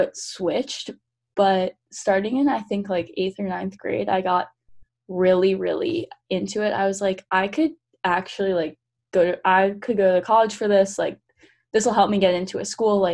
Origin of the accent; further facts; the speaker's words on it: West Palm Beach, Florida, United States; moved away; I'm from West Palm in Florida